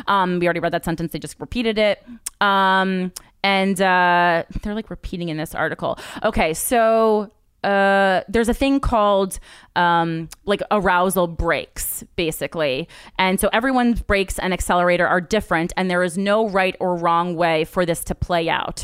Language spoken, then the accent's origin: English; New Jersey, United States; we're both from Jersey.